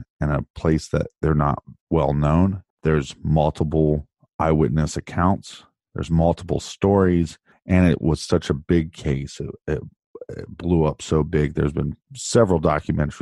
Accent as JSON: {"language": "English", "town": "Columbus", "region": "Ohio", "country": "United States", "tie": "born or raised there", "said": "he disappeared in my hometown"}